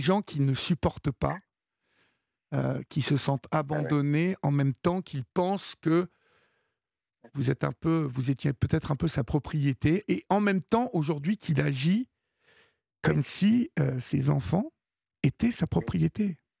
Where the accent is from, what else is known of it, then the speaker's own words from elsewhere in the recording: France; chez nous en France